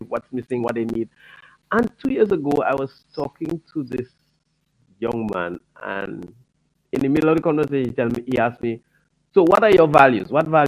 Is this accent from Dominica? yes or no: yes; Cottage, Dominica; also born or lived in Curaçao; I grew up in the village of Cottage.